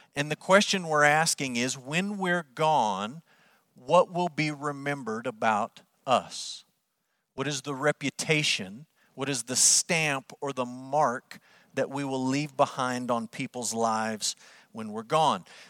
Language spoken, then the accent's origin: English; United States; us as American Christians